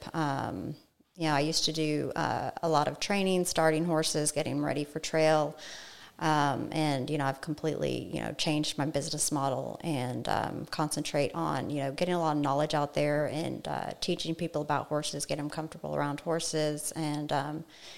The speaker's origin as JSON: {"language": "English", "town": "Las Vegas", "region": "Nevada", "country": "United States", "tie": "born or raised there", "also_born_or_lived": "Colorado", "moved": "as an adult", "lives_now": "College Station, United States", "said": "I'm originally from Colorado. My mother actually moved us to Las Vegas when I was 9 years old. So I lived there for 17 years, was raised by a single parent"}